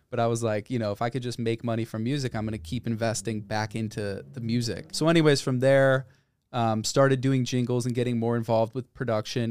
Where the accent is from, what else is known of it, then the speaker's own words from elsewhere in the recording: Northbrook, Illinois, United States; moved away as an adult; also born or lived in Boulder, Colorado; I grew up in Northbrook, which is a suburb of Chicago.